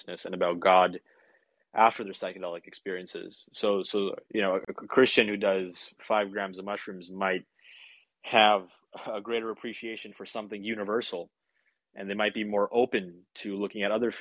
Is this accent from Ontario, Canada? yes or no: no; Vancouver, British Columbia, Canada; here in my hometown, lucky me, or a couple hours away from me technically, but in my area in Vancouver.